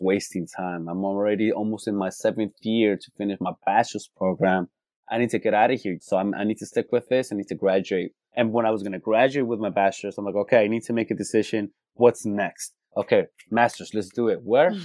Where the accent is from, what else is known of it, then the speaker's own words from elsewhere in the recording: California, United States; Born and raised in California